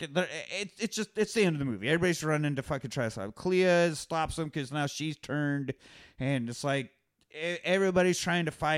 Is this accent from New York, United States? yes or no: no; Kansas, United States; I'm from Kansas. It's just the Great Plains.